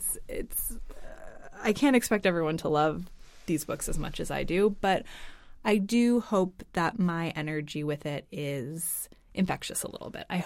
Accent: United States; moved away as an adult; now in Copenhagen, Denmark; We are both American.

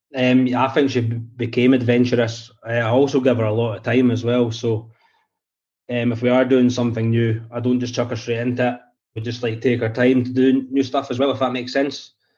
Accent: Scotland, United Kingdom; accent: Scottish; my Scottish accent

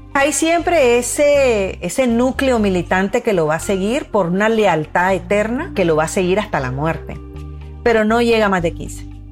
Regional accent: Nicaragua; Yo viví, yo crecí en Nicaragua, yo soy nicaragüense

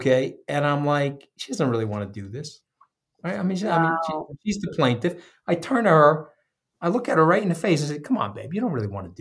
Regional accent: Long Island, New York, United States; I'm a blue-collar kid. I grew up on Long Island with no money.

